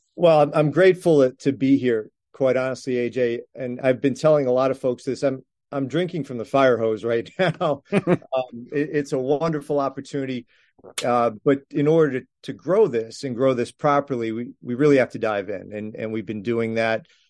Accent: Landover, Maryland, United States; moved away; my hometown of, of Landover, Maryland

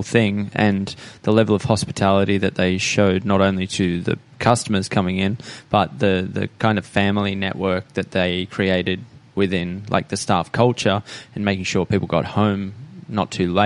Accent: Maitland, New South Wales, Australia; I grew up in Maitland, in East Maitland, really, which is a 30-minute drive from the beach in Newcastle, and then a 2.5-hour drive north from Sydney.

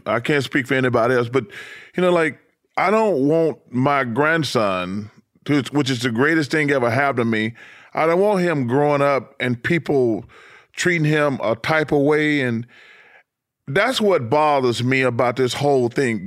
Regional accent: Alabama, United States; I'm from Alabama

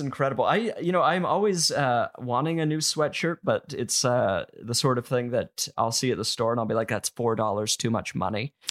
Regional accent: Utah, United States; growing up in Utah

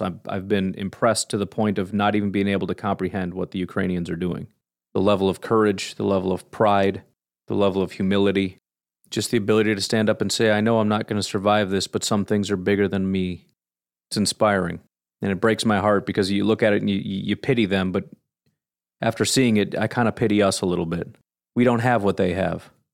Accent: United States; As an American

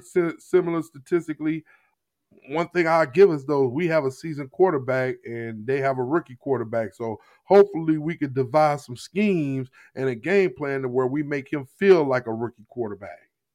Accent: Jennings, Missouri, United States; I grew up in Jennings, Missouri

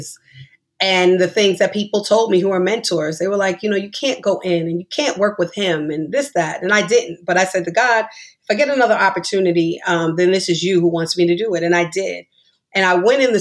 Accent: New York, United States; we're all from New York

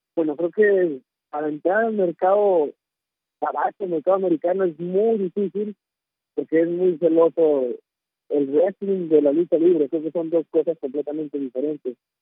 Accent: Torreón, Coahuila, Mexico; moved away; also born or lived in Mexico City; Yo realmente soy originario de Torreón, Coahuila

